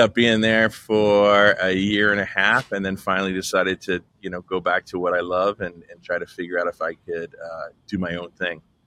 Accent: Texas, United States; moved away as an adult; also born or lived in Los Angeles; I grew up in Texas

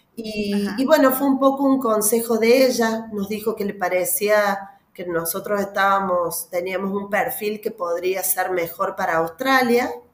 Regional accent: Argentina; soy argentina, vivo en Córdoba

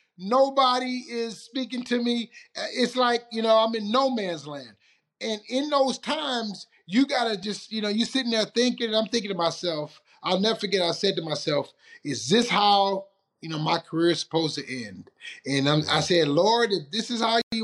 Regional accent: Detroit, Michigan, United States; moved away; in Detroit, my hometown

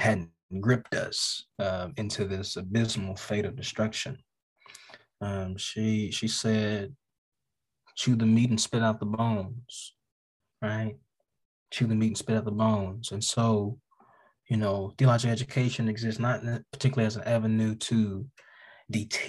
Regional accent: Birmingham, Alabama, United States; also born or lived in Choctaw County, Alabama; I'm an Alabama boy. I am through and through Alabama. My family is from Choctaw County. I was raised in Choctaw County and Birmingham, Alabama

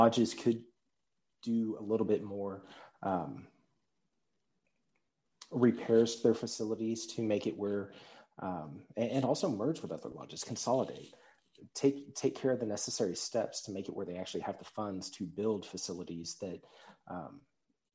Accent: Pearland, Texas, United States; now in Frisco, United States; Initially, I grew up in Pearland, Texas.

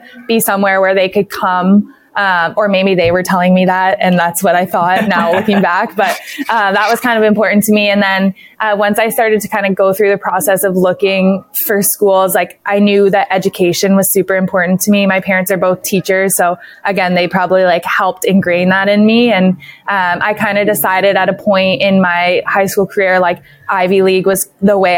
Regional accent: Belleville, Ontario, Canada; I'm from Belleville, Ontario

